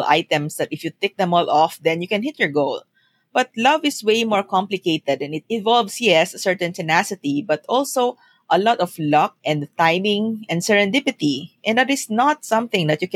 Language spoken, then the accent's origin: English; Philippines; moved away as an adult; also born or lived in Singapore; when I moved to Singapore from the Philippines